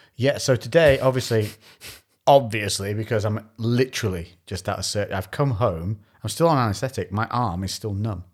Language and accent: English; Shrewsbury, West Midlands, United Kingdom; when I said Shrewsbury, they were like, "Oh, you're local."